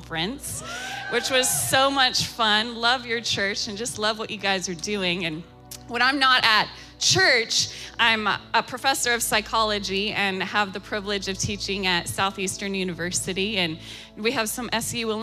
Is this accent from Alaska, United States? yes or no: yes; Alaska, United States; now in Florida, United States; I'm born and raised in Alaska. I'm talking rural village of Alaska.